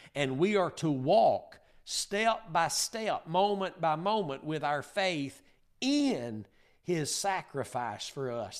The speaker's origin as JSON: {"language": "English", "region": "Northeast Texas", "country": "United States", "said": "I'm from Northeast Texas"}